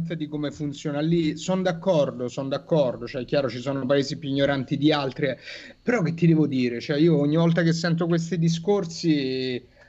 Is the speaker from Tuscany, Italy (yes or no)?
no; Rome, Lazio, Italy; da romano